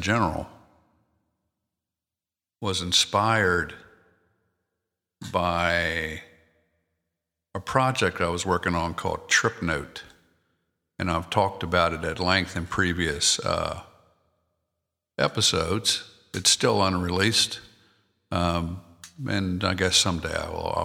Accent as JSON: {"language": "English", "region": "Maryland", "country": "United States", "said": "I'm from Maryland, so my wife's from Delaware"}